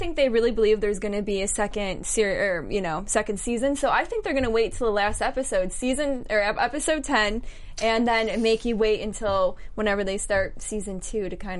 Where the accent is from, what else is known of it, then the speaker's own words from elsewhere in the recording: New York, United States; I'm from New York